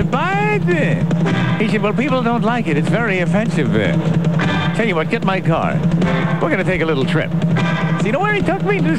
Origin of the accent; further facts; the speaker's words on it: Bronx, New York, United States; oh, sure, we did a little graffiti back when I was growing up in the Bronx